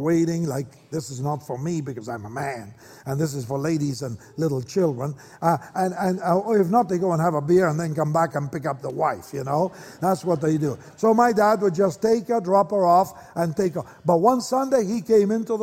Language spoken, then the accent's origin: English; Argentina; moved away as an adult; now in Oregon, United States; I was born in Argentina, and my dad was a young businessman